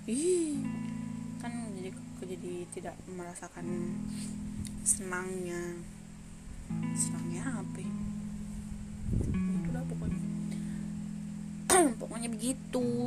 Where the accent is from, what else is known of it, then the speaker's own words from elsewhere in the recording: Tangerang, Banten, Indonesia; gue warga Tangerang asli nih kecil di Tangerang gede di Tangerang main di Tangerang gitu